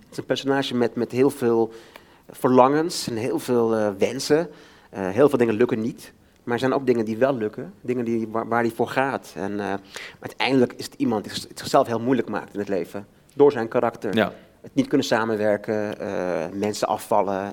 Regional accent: Amsterdam, North Holland, Netherlands; Ik ben zelf opgegroeid in de Bijlmer maar ken het door en door

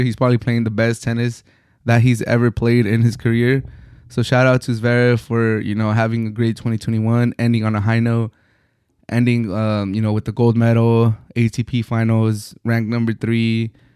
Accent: United States; an American, Mexican American

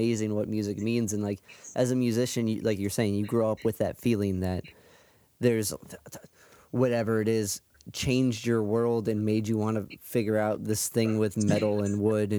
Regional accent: Cleveland, Ohio, United States; I'm from Cleveland.

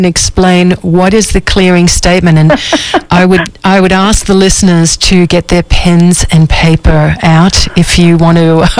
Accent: Australia; I'm from Australia.

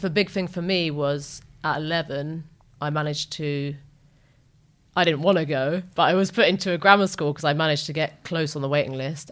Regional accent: Wood Green, London, United Kingdom; our flat mm-hmm. in wood green

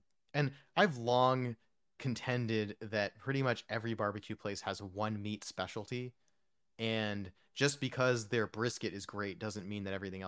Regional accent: New Jersey, United States; also born or lived in New York; And also I grew up in New Jersey and New York, so we had like the sort of Italian and like the smoked the deli meats and the pastrami sandwiches and the Reubens

